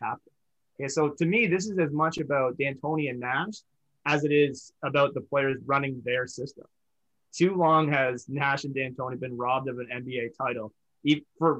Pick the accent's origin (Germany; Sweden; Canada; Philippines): Canada; as a Canadian Hoops fan